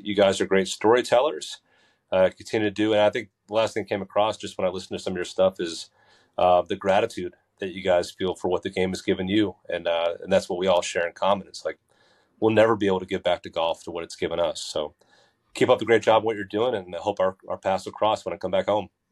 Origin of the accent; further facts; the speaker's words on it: Basking Ridge, New Jersey, United States; I grew up in Baskin Ridge in the shadow of Far Hills